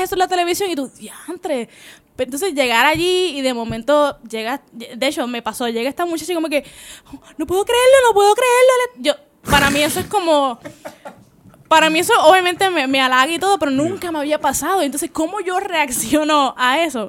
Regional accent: Puerto Rico; si eres como boricua

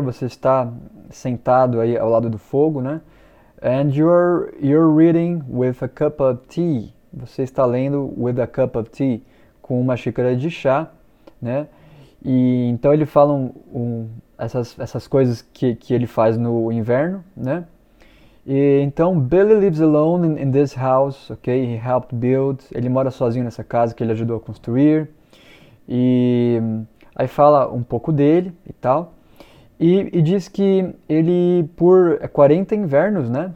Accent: Brazil; eu sou brasileiro. I'm Brazilian

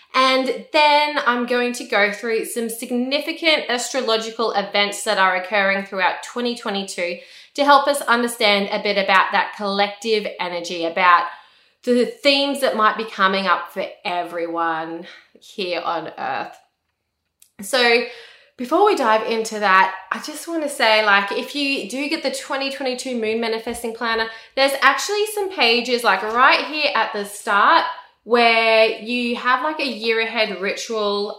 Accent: Australia; I'm an Australian, I live in Australia.

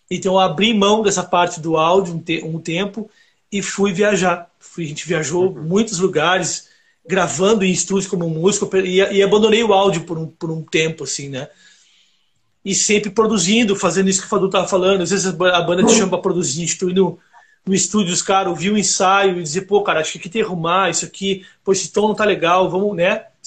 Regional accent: South Region, Brazil; Então, cara, eu eu sou do Sul, né?

